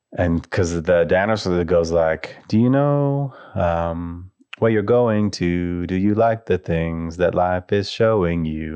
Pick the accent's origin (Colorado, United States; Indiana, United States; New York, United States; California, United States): Colorado, United States; where I grew up in Colorado